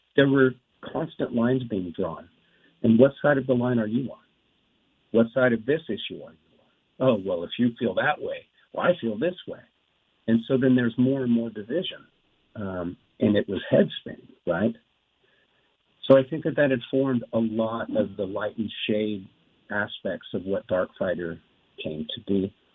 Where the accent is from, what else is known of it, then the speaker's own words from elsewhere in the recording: Wrightwood, California, United States; I grew up in the in the woods, just you know, just three miles from there, where I grew up in Wrightwood, California.